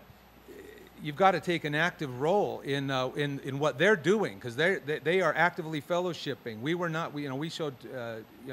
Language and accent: English; Utah, United States; I grew up in Utah.